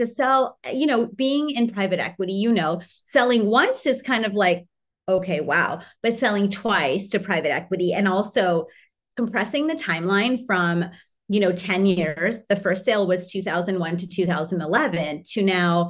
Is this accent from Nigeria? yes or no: no; Canada; My husband's Hawaiian, I'm Canadian, the kids are dual.